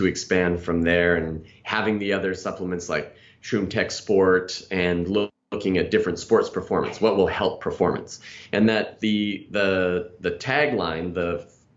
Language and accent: English; Canada; moved away; I'm originally from Canada